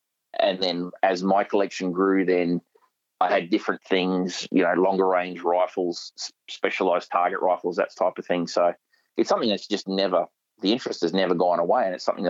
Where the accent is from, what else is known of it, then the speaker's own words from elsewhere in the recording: Papua New Guinea; It was always for sustenance, because with growing up in Papua New Guinea, if we lived in an amazing place on the beach.